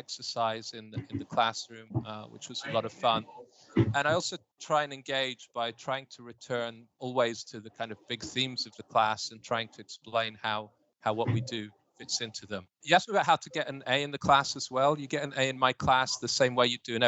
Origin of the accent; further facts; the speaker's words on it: United Kingdom; moved away; I'm a Brit with a proper classical education